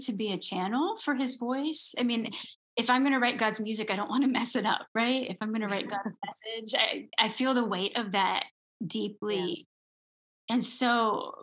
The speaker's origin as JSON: {"language": "English", "region": "Minnesota", "country": "United States", "tie": "born or raised there", "said": "I grew up in Minnesota"}